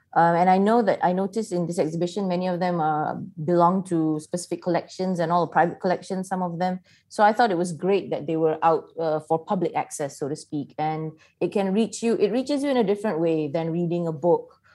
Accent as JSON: {"language": "English", "country": "Malaysia", "said": "as a Malaysian"}